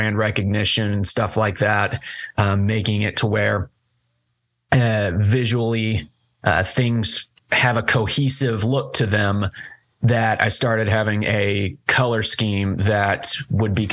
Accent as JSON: {"language": "English", "region": "Kentucky", "country": "United States", "tie": "born or raised there", "also_born_or_lived": "Hopkinsville, Kentucky / Cadiz, Kentucky", "said": "I was born and raised in Hopkinsville for first 10 years of my life, then moved over to Katy's, which is only about 40 minutes west, I think. And then now I'm over in Murray, and I've never known living anywhere other than Kentucky"}